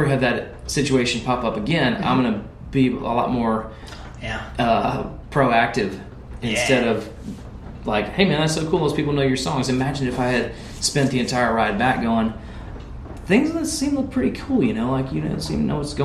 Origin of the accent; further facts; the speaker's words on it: Memphis, Tennessee, United States; now in Nashville, United States; let's do Memphis. I mean, that's my hometown